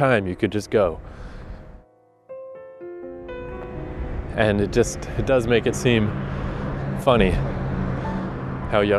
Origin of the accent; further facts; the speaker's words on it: Fredericton, New Brunswick, Canada; the Harvest Jazz and Blues Festival that happens every year in my hometown